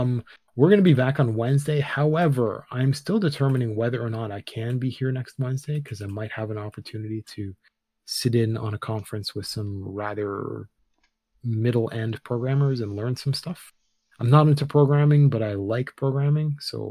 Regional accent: Canada; And that's not that we're Canadian, so we're rather different than other places.

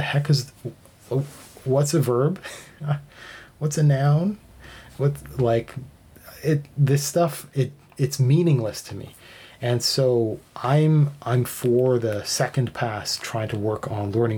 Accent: Canada; I was raised Canadian. So I'm Canadian

